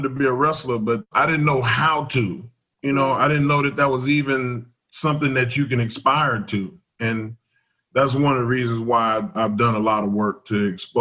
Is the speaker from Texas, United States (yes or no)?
yes; Southeast Texas, United States; I grew up in Southeast Texas, and we didn't have a lot of other chicken places.